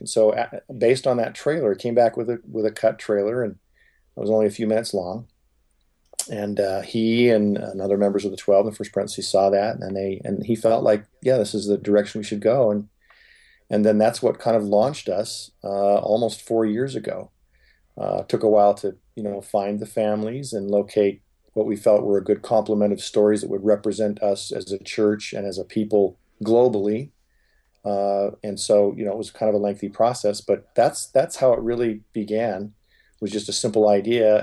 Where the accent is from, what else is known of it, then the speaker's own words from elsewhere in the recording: Huntington Beach, California, United States; growing up in Huntington Beach, California, I was certainly in the minority